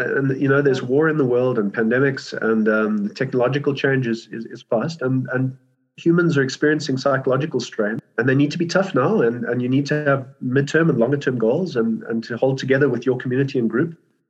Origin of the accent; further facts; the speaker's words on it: Birmingham, West Midlands, United Kingdom; also born or lived in South Africa; So I was born in South Africa, but we moved to England. My dad got a job in Birmingham, and we moved as a family, and we were living in this farmhouse.